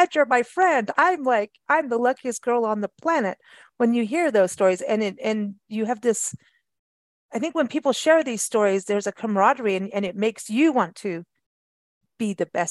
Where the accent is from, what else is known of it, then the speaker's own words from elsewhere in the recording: South Africa; moved away as an adult; also born or lived in England / Michigan; we grew up in South Africa together